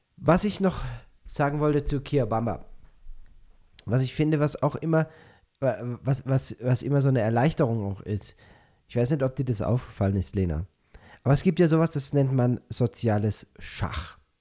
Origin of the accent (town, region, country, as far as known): Binau / Schefflenz area, Baden-Württemberg, Germany; born or raised there; now in Peru